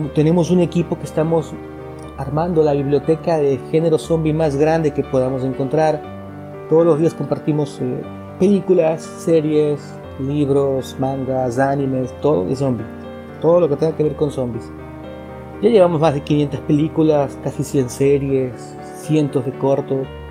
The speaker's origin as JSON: {"language": "Spanish", "country": "Ecuador", "said": "Yo llevo la comunidad de zombies en mi país, Ecuador"}